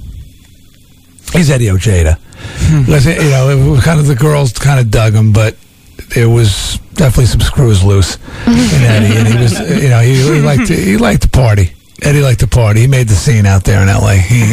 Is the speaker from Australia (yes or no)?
no; Long Island, New York, United States; a local fanzine on Long Island, actually in my hometown